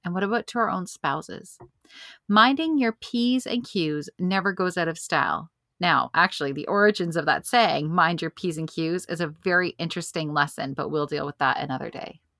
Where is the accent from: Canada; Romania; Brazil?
Canada; we're a Canadian country